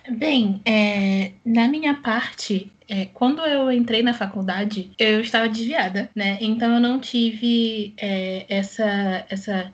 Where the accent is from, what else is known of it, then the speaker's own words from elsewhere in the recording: Rio de Janeiro, Brazil; eu sou do Rio de Janeiro